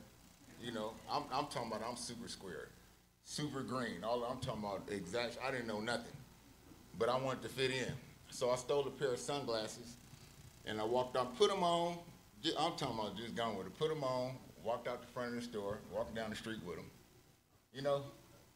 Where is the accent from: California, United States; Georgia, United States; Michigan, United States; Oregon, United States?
California, United States; Oakland; I was born and raised in Oakland, California